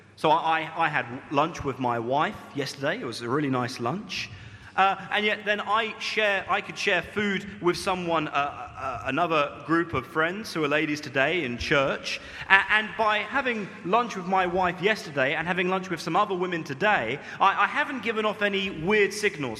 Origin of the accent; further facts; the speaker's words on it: United Kingdom; moved away as an adult; now in Malaysia; my true identity as a British man